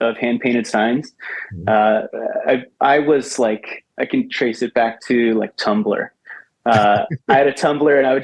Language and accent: English; Ellicott City, Maryland, United States; I grew up out in Ellicott City in Howard County